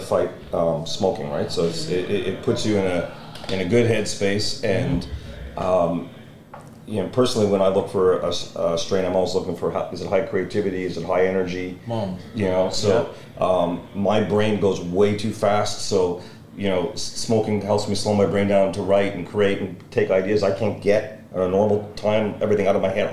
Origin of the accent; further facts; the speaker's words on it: Montreal, Quebec, Canada; I grew up in Montreal.